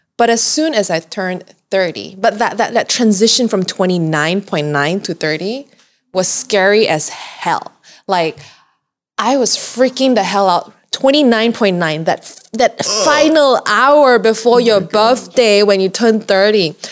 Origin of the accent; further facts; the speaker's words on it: Malaysia; I'm so proud about being Malaysian